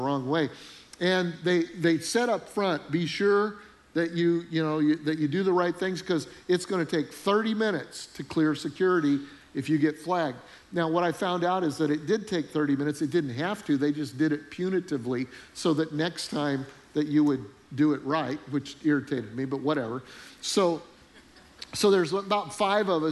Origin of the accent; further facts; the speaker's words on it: Charleston, South Carolina, United States; I'm from Charleston, South Carolina